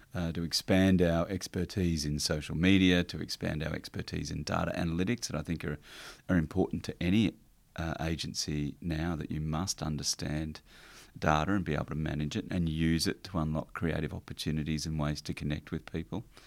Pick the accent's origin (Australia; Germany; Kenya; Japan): Australia; Warrnambool, Victoria; also born or lived in Ararat; I was born in Victoria, country Victoria, down the south coast, uh, in Warrnambool. And, uh, so grew up around there and moved to Ararat